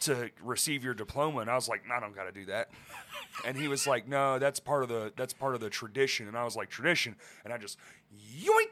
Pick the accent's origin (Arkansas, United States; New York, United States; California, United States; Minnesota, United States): Arkansas, United States; Little Rock; we're from Little Rock, Arkansas